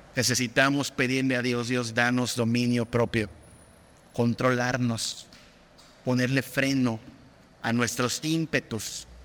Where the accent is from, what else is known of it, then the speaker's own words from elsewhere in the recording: Mexico; en nuestra cultura mexicana